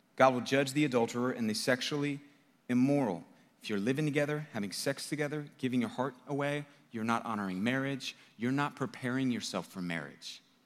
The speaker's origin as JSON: {"language": "English", "country": "United States", "said": "I'm an American."}